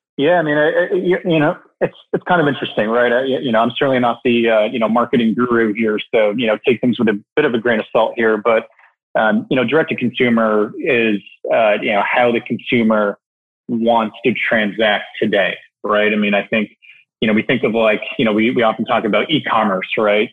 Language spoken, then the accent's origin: English; Canada; moved away as an adult; now in New York City, United States; I was born and raised in Canada